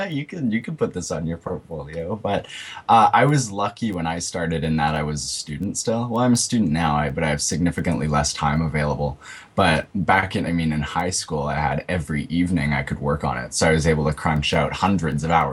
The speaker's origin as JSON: {"language": "English", "town": "Winnipeg", "region": "Manitoba", "country": "Canada", "said": "I'm from Winnipeg, which is a big place in Canada"}